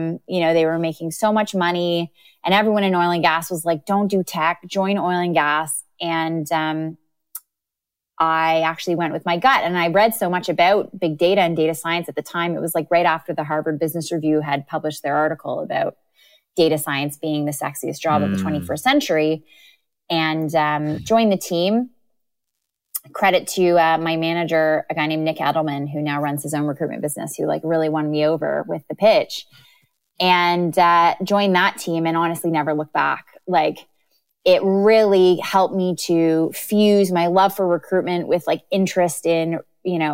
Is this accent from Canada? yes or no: yes; Canada; moved away as an adult; also born or lived in London, United Kingdom; now in United Kingdom; I'm from Canada, and I did my undergrad and bachelor of ed at Queen's University in Canada